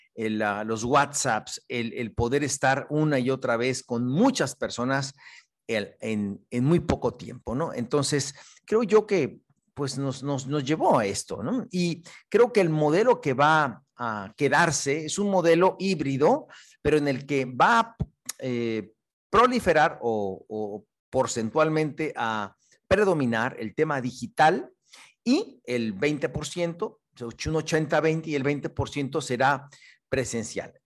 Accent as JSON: {"language": "Spanish", "country": "Mexico", "said": "soy un bambuzote mexicano"}